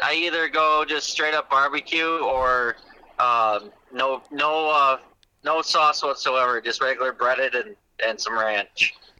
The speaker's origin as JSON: {"language": "English", "town": "Wales", "region": "Wisconsin", "country": "United States", "tie": "born or raised there", "lives_now": "Campbellsport, United States", "said": "I'm originally from Wales, Wisconsin, but right now I live in Campbellsport, Wisconsin, so I'm just south of Fond du Lac."}